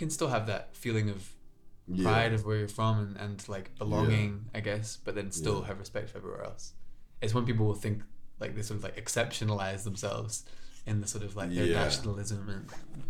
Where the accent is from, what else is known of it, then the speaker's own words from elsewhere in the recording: Scotland, United Kingdom; But like you know, I'm like English Welsh, and I kind of consider myself Scottish from having lived here most of my life